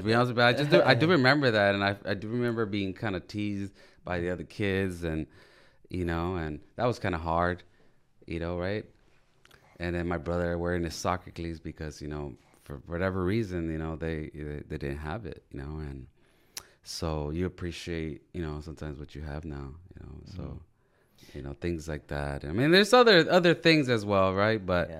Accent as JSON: {"language": "English", "town": "Wilmington", "region": "California", "country": "United States", "said": "Well, I'm from Wilmington, California"}